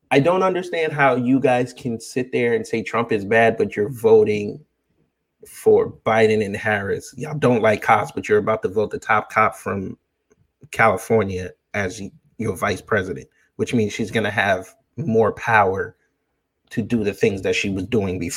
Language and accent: English; Jamaica; because she doesn't represent I'm Jamaican, she doesn't represent me.